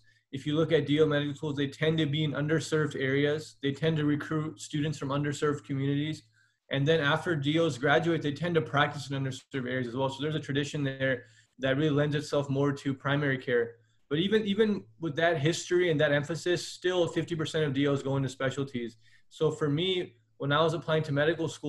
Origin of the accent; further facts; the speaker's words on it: Inland Empire, California, United States; also born or lived in Santa Ana, California; I was born in Orange County in a city called Santa Ana. And then I was raised in Inland Empire